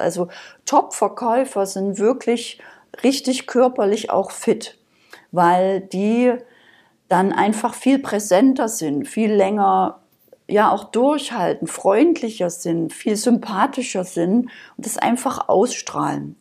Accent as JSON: {"language": "German", "region": "Saxony", "country": "Germany", "also_born_or_lived": "Berlin", "moved": "yes", "said": "Also ich bin ursprünglich aus Sachsen, das hört man vielleicht noch so ein bisschen."}